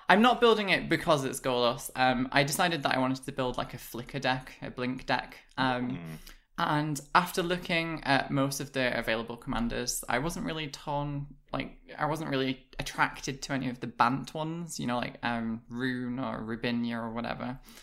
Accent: United Kingdom; I'm British

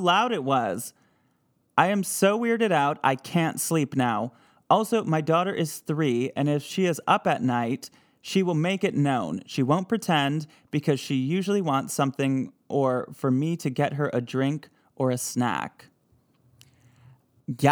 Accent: Midwest, United States; accent: Midwest; my Midwest accent

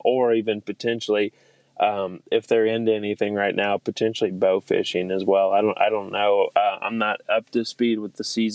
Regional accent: Southeast Missouri, United States; I'm born and raised in Southeast Missouri

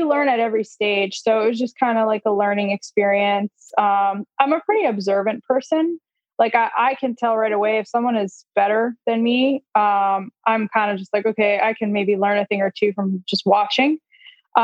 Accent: Wayne, New Jersey, United States; my hometown of Wayne, New Jersey

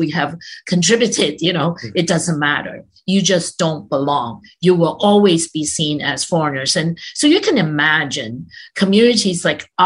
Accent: Canada; we pride ourselves as being a multicultural country

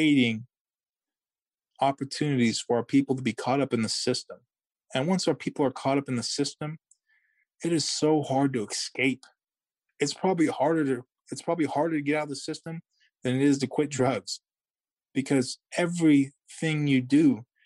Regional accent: Yurok tribe, California, United States

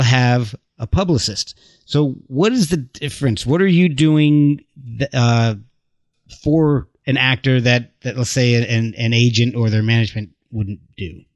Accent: New Jersey, United States; moved away; I lived in New Jersey at the time

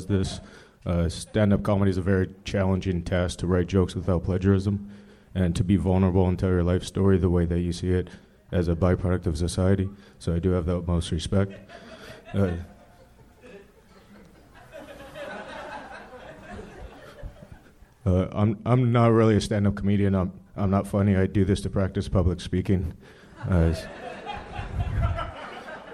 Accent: Maui, Hawaii, United States; also born or lived in Silverton, Oregon; now in Los Angeles, United States; Born in Silverton, Oregon, raised in Maui, Hawaii all my life

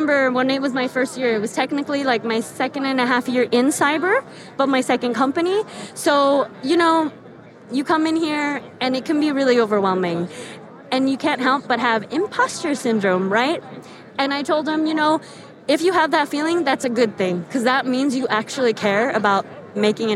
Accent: the Bay Area, California, United States; I'm originally from the Bay

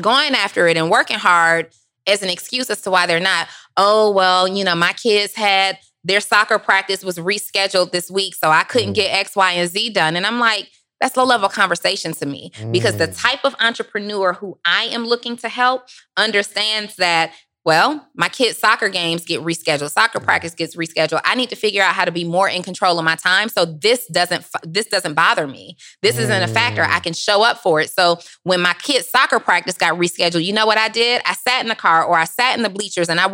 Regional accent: College Park, Georgia, United States; also born or lived in New Orleans, Louisiana; I'm from New Orleans and raised in College Park, Georgia

